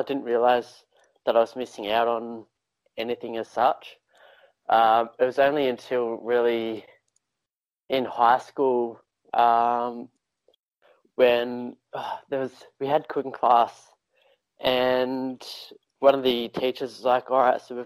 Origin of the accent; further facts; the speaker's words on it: Ballarat, Victoria, Australia; I grew up in a small town called Ballarat, or small town